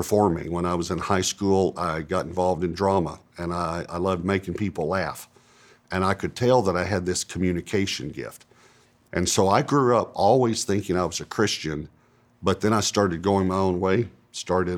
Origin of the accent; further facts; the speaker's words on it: East Texas, United States; I grew up in East Texas, and it was probably a medium-sized town